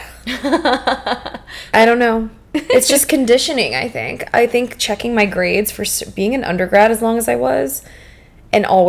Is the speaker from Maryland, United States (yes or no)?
no; New Orleans, Louisiana, United States; I'm from New Orleans.